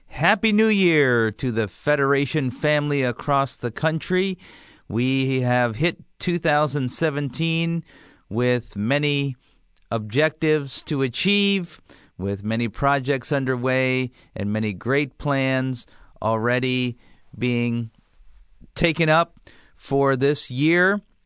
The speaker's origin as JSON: {"language": "English", "region": "Midwest", "country": "United States", "tie": "born or raised there", "said": "growing up in the Midwest"}